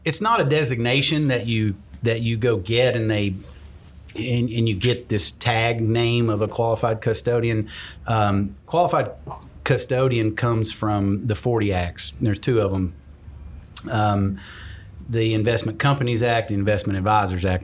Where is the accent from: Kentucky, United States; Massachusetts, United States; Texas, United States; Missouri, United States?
Kentucky, United States; I started a business in my home town